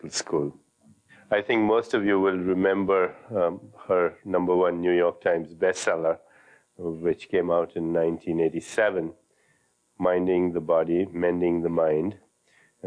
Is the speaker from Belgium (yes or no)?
no; India; when I was a child growing up in India